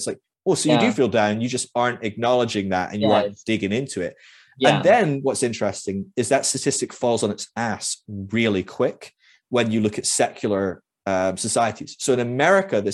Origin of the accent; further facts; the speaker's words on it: Scotland, United Kingdom; moved away; I'm Scottish